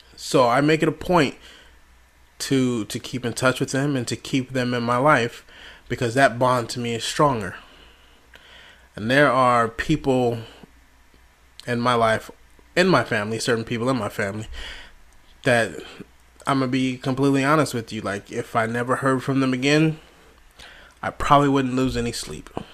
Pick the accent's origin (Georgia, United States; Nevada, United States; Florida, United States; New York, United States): Nevada, United States; Las Vegas; moved away as an adult; now in Delaware, United States; I'm originally from Las Vegas, Nevada, moved to, to Delaware with my wife and my children